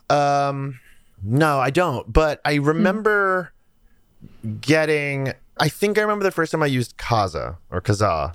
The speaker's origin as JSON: {"language": "English", "area": "near Salem", "region": "Massachusetts", "country": "United States", "tie": "born or raised there", "said": "I grew up near Salem, Massachusetts, which is like a deeply haunted place"}